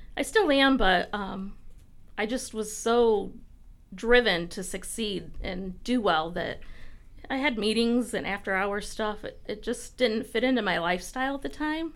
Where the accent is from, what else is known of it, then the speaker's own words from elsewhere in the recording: Tiffin, Ohio, United States; I grew up in Tiffin